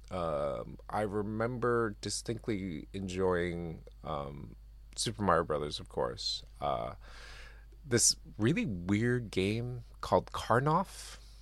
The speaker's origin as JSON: {"language": "English", "country": "Japan", "tie": "born or raised there", "said": "I grew up in Japan"}